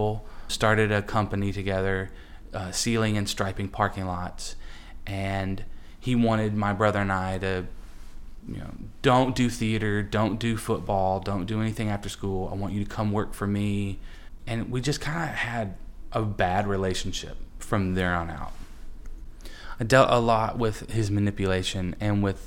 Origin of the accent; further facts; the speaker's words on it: Huntsville, Alabama, United States; I'm originally from Huntsville, Alabama, and we had a farm outside the city